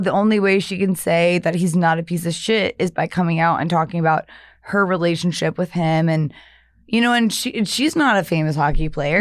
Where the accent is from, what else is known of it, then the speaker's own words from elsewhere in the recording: the South, United States; moved away; I'm from the South